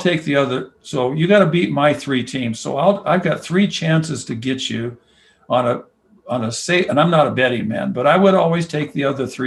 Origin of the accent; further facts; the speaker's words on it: Anacortes, Washington, United States; I grew up in Anacortes